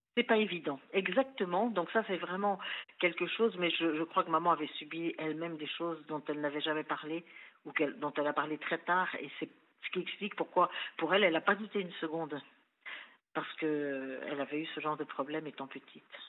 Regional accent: Versailles, Île-de-France, France; born or raised there; also born or lived in Chambéry

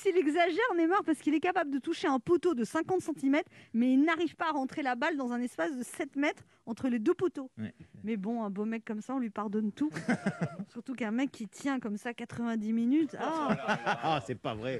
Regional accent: Paris, Île-de-France, France; je suis parisienne.

